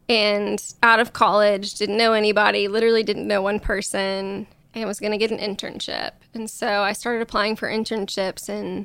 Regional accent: Illinois, United States; now in Nashville, United States; I'm from Southern Illinois.

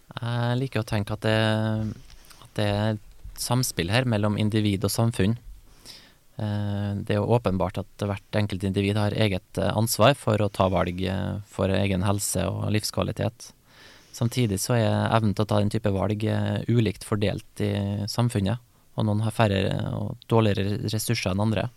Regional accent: Kristiansund, Møre og Romsdal, Norway; der jeg kommer fra, da, Kristiansund

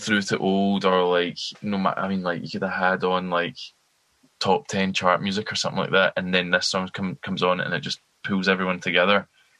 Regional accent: Glasgow, Scotland, United Kingdom; as like a fellow Glaswegian of them

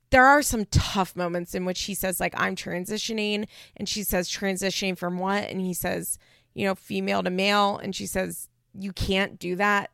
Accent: Philadelphia, Pennsylvania, United States; also born or lived in Baltimore suburbs, Maryland; I'm from the Philadelphia suburbs

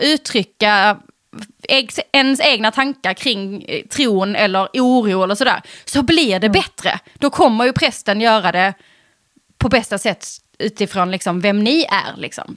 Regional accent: Eslöv, Skåne, Sweden; i Eslöv där jag kommer ifrån

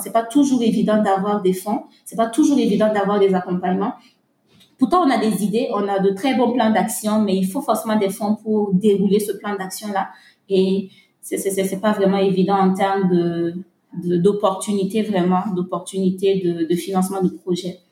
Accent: Burkina Faso; chez nous au Burkina Faso

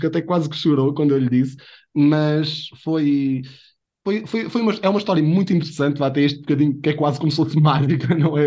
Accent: a village near Abrantes, Centro, Portugal; moved away; also born or lived in Viseu; sou de uma aldeia de perto de Abrantes, e na minha aldeia eu andava sempre com a câmera na mão, desde que me lembro, 11, 12 anos

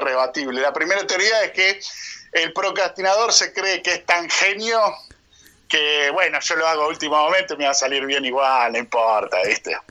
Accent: Argentina

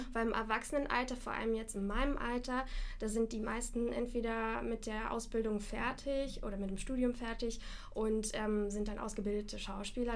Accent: Moscow, Russia; moved away; ich komme selber nicht aus Deutschland, ich komme aus Moskau.

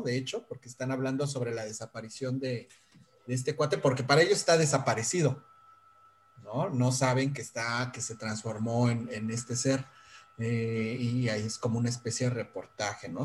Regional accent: Mexico; nosotros como mexicanos

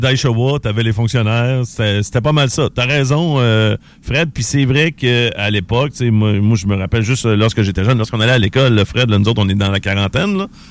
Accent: Quebec City, Quebec, Canada; je venais de Québec

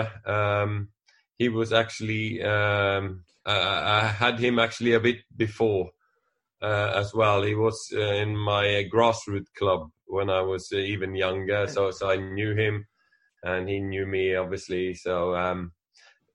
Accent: Western Norway, Norway; moved away as an adult; I come from very much out in the countryside in the west of Norway, among all the mountains and the fjords.

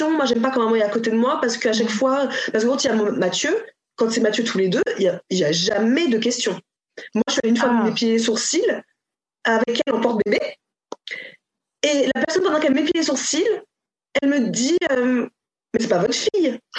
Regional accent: Cameroon; c'est là aussi d'où tu viens, donc euh, pour ne pas oublier. Et donc elle ira automatiquement, c'est sûr, certain, au Cameroun pour voir ce que c'est

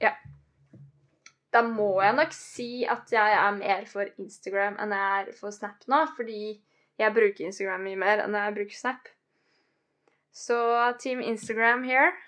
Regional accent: Biri, Innlandet, Norway; moved away; hjemme på Biri

